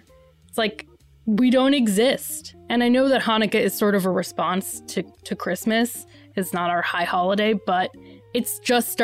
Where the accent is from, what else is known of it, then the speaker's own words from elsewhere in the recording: New York, United States; I grew up in New York